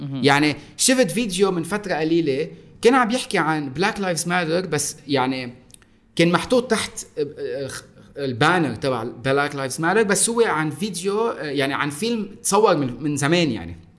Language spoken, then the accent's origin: Arabic; Lebanon; انا صح اني لبناني